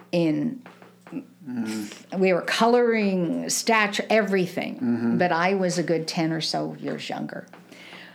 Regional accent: East Coast, United States; moved away as an adult; also born or lived in New York / North Jersey; now in Kansas City, United States; I grew up on the East Coast, and I did a lot of things in New York and North Jersey

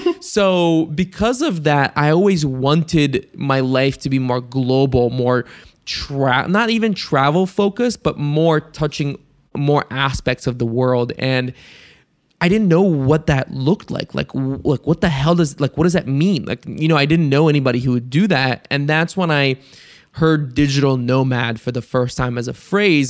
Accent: Ohio, United States; also born or lived in Bulgaria; I'm from Ohio, like, that's, like, my area of the U S that I'm in.

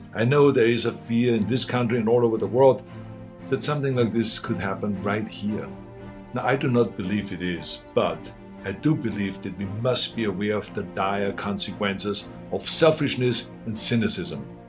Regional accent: Austria; English is a second language; now in United States; I grew up in Austria.

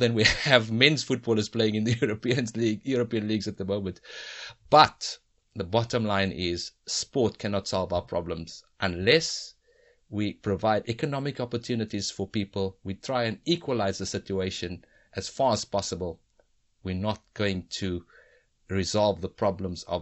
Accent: South Africa; the society that we lived in, that we grew up in South Africa

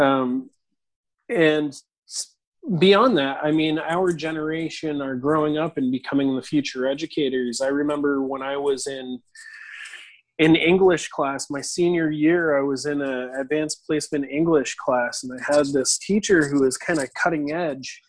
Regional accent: New Hampshire, United States; I grew up in in New Hampshire

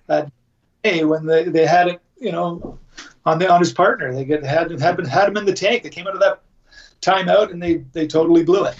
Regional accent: Canada; I'm Canadian

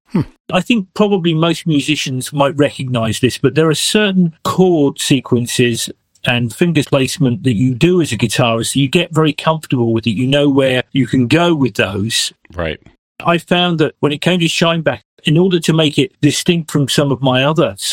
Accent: Marlton, New Jersey, United States; moved away; Tell her I grew up in Marlton.

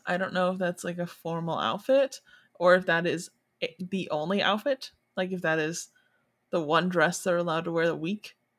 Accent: Michigan, United States; now in Florida, United States; right now I live in Florida, but I'm originally from Michigan

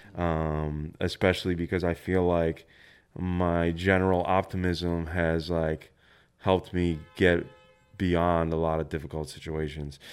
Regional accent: Buffalo, New York, United States; also born or lived in San Francisco; now in Brooklyn, United States; I grew up in Buffalo, New York.

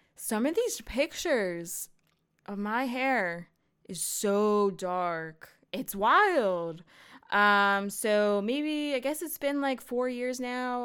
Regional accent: United States; I'm American

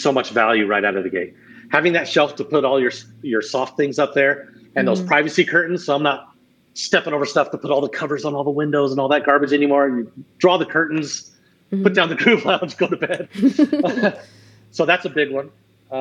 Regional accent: Arizona, United States; growing up in Arizona

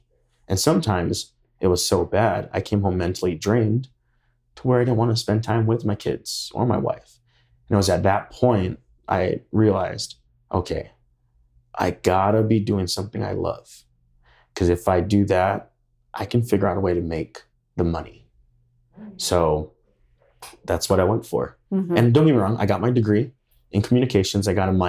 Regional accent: Idaho, United States; When they hear we're from Idaho, they're like, Iowa?

